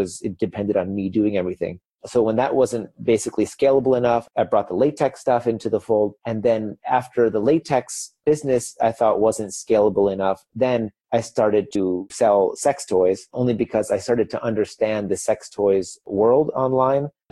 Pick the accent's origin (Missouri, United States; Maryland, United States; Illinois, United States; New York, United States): Illinois, United States; Chicago; moved away as an adult; also born or lived in Beijing, China; now in Berlin, Germany; I'm originally from Chicago, but I just lived 10 years in Beijing. And that last year, now I moved here to Berlin, Germany